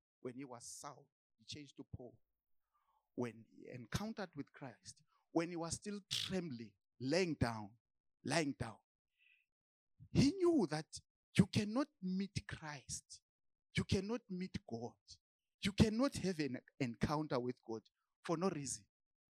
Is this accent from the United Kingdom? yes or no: no; Zimbabwe; because I came from Zimbabwe, I just went to the church.